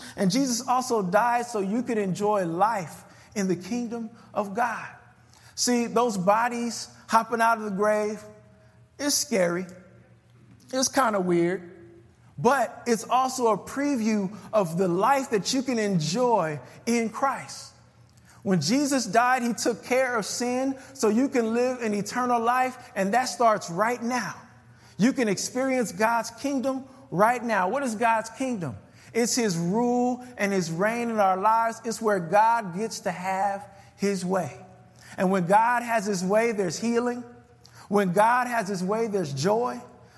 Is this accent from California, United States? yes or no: yes; California, United States; now in Chicago, United States; I'm from Cali